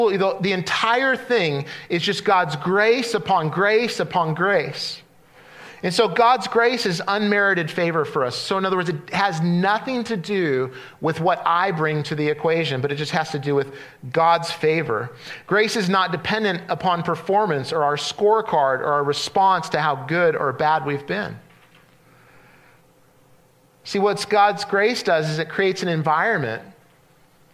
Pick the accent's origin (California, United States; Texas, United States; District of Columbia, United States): California, United States; Central; where I grew up in Central California